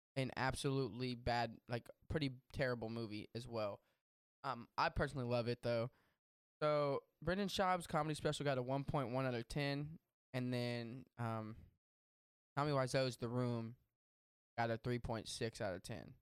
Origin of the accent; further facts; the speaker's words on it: Texas, United States; I grew up in Texas